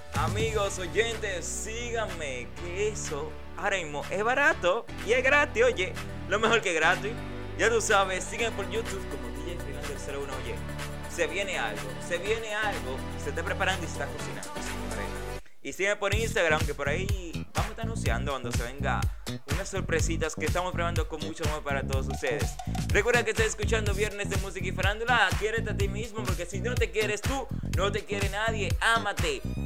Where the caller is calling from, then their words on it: Dominican Republic; Saludos desde aquí, desde República Dominicana.